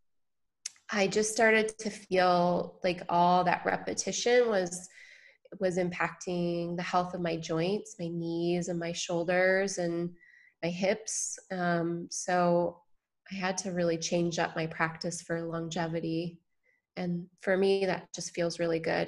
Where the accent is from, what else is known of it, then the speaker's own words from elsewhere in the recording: Michigan, United States; now in San Diego, United States; I grew up in Michigan